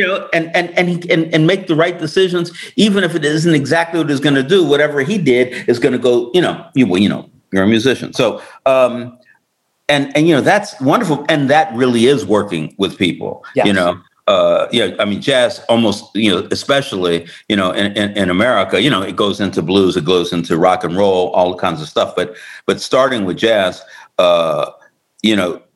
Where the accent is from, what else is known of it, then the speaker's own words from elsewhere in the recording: New York, United States; now in Los Angeles, United States; I'm a New Yorker.